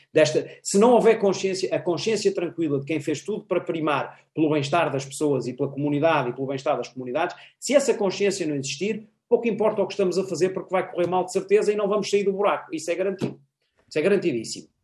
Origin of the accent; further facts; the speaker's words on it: Portugal; nós, portugueses